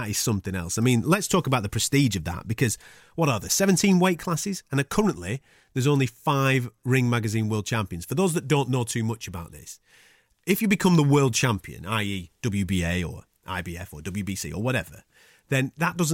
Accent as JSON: {"language": "English", "town": "Blackburn", "region": "North West England", "country": "United Kingdom", "accent": "Blackburn", "said": "my Blackburn accent"}